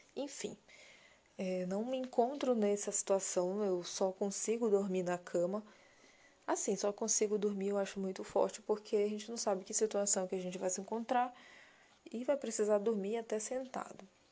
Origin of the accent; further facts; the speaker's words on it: Belém, Pará, Brazil; eu sou paraense da gema, sou belenense